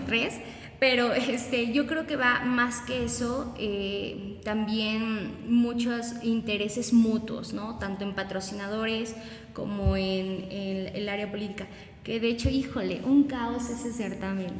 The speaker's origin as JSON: {"language": "Spanish", "town": "Chalchicomula de Sesma", "region": "Puebla", "country": "Mexico", "said": "yo soy de Chalchicomula de Sesma"}